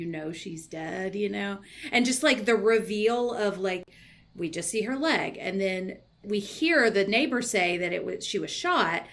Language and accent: English; the South, United States; I grew up in the South